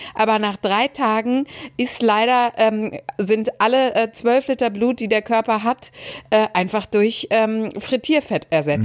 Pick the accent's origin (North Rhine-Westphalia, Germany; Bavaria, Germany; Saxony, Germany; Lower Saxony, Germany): North Rhine-Westphalia, Germany; Dortmund; ich bin ja gebürtige Dortmunderin